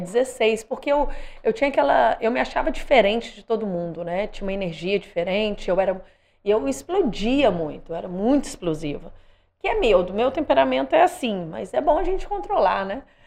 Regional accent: Espírito Santo, Brazil; moved away as an adult; also born or lived in Italy / London, United Kingdom / Australia

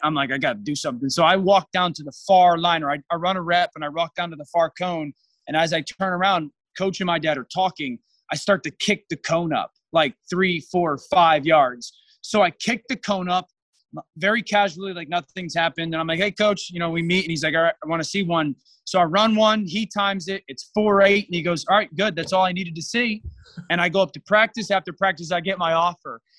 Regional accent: Shelton, Connecticut, United States; I grew up in Connecticut, a small town in an area in Connecticut called the Valley, which is kind of on the, the southwestern part of the state, I guess, uh, in a hometown called Shelton.

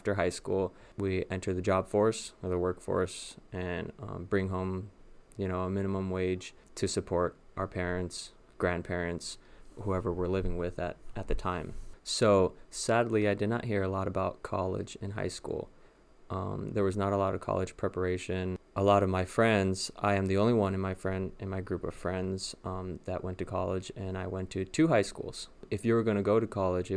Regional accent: Los Angeles, California, United States; moved away as an adult; now in West Lafayette, United States; I am from Los Angeles, Southern California, born and raised. I lived all my life there, all 27 years, until I transferred

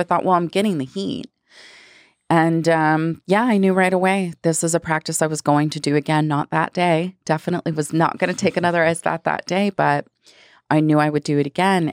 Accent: Florida, United States; also born or lived in Hawaii; now in Phoenix, United States; I grew up in Florida

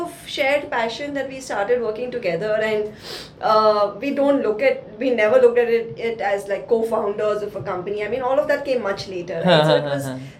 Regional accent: Bangalore, Karnataka, India; Like any true blood Bangalorean growing up in Bangalore, I had to grow up and do my engineering.

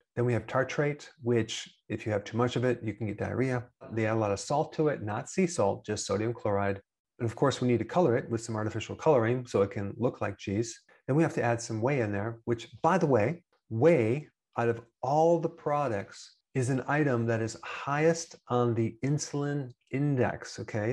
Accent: Wisconsin, United States; I'm from Wisconsin and I'm also an American.

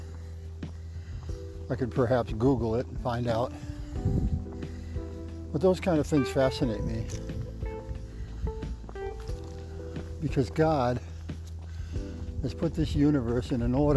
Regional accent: Massachusetts, United States; now in Iowa, United States; I'm originally from Massachusetts. And now I'm living in Iowa

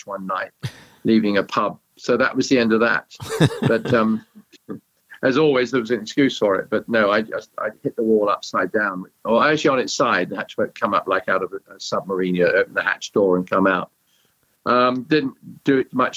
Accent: Sussex, South East England, United Kingdom; Well, I grew up in where I live in England now, in Sussex, England, from the age of 8 or 9, and living on a farm

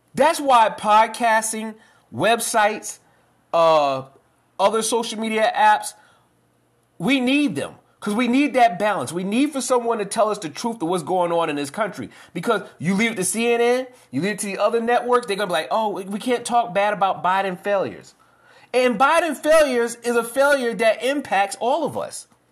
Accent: New York, United States; now in Columbia, United States; I'm from New York originally

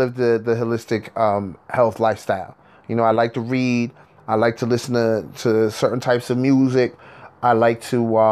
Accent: New York, United States; I'm from New York, and we're in Hudson Valley, New York

